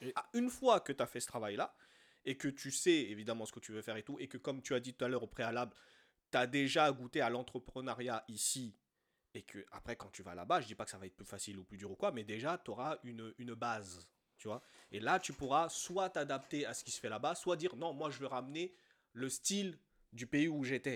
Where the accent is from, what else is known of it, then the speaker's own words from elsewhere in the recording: France; also born or lived in Côte d'Ivoire; on est né ici, on a grandi ici, on a été élevé, certes, à l'africaine, mais dans un environnement français